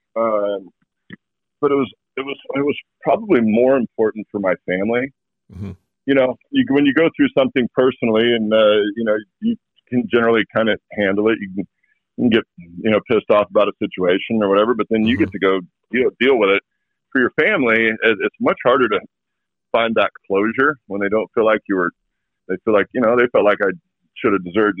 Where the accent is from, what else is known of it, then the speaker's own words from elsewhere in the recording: Walla Walla, Washington, United States; moved away; also born or lived in New England; my hometown is growing some of the best wine grapes in the world.